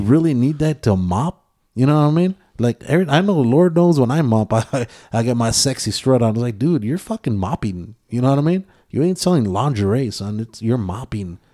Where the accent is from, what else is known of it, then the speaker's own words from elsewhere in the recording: Texas, United States; I am from Texas